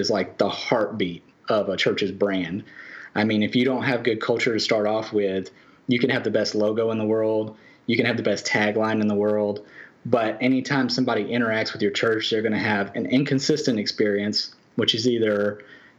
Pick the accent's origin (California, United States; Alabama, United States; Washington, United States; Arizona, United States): Alabama, United States; now in Pensacola, United States; I am from Alabama.